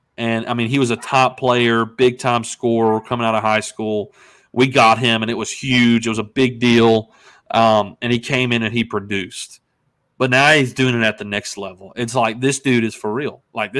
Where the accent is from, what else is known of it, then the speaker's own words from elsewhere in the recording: Memphis, Tennessee, United States; We're from Memphis.